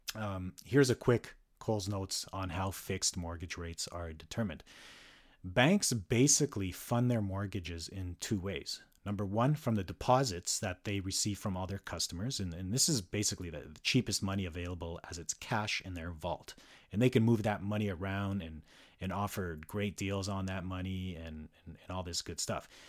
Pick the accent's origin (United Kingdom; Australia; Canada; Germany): Canada; Calgary, Alberta; moved away as an adult; now in North Vancouver, Canada; resides in North Vancouver and was born and raised in Calgary for much of my life